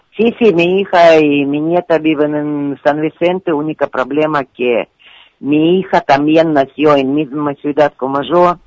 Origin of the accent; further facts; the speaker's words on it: Donetsk, Donetsk Oblast, Ukraine; Spanish is a second language; moved away as an adult; now in Argentina; Yo nací en Ciudad Donetsk, que es parte de Ucrania